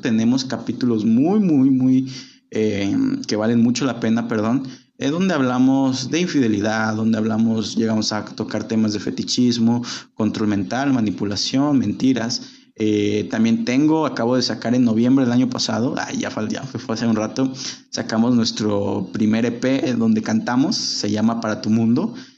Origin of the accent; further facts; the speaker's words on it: Guadalajara, Jalisco, Mexico; yo vivo en Guadalajara, soy oriundo de Guadalajara, llevo viviendo gran parte de mi vida aquí